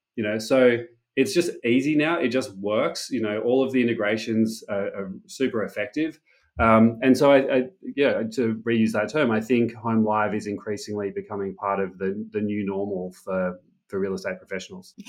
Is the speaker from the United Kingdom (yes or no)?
no; Sydney, New South Wales, Australia; moved away as an adult; also born or lived in Silicon Valley; born and raised in Sydney